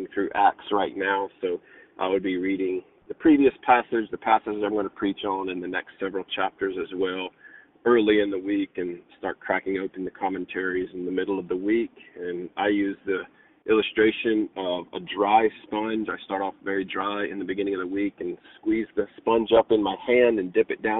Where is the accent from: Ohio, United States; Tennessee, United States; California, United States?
Tennessee, United States; West; also born or lived in Mississippi / Virginia; now in Radford, United States; I moved here from Mississippi and grew up in West Tennessee